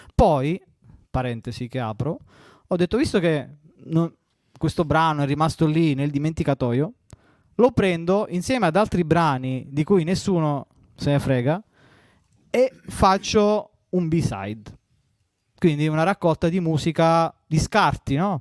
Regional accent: Southern Italy, Italy; accent: southern Italian; io non ho una pronuncia da madrelingua inglese e nemmeno da madrelingua italiano perché sono terrone

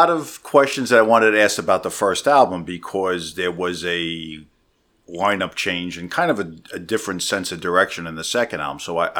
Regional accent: New York City, New York, United States; accent: Brooklyn; moved away as an adult; now in New Jersey, United States; I'm actually a bogus Jersey guy. I just moved out here 5 months ago. From where? I'm from Brooklyn.

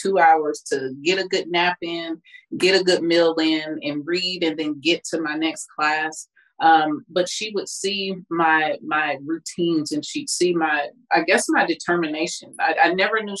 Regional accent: Kansas City, Kansas, United States; I'm originally from Kansas City, Kansas

